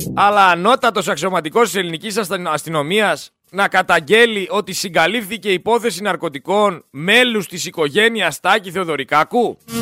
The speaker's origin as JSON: {"language": "Greek", "country": "Greece", "said": "εγώ σαν Έλληνας πολίτης"}